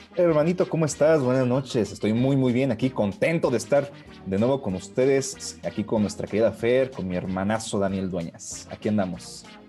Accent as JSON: {"language": "Spanish", "country": "Mexico", "said": "somos mexicanos"}